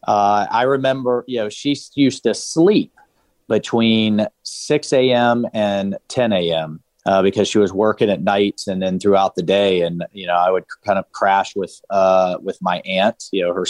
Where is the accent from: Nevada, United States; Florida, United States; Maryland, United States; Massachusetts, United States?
Florida, United States; Jacksonville; I was born in South Florida, but grew up in Northeast Florida, in Jacksonville, big Navy town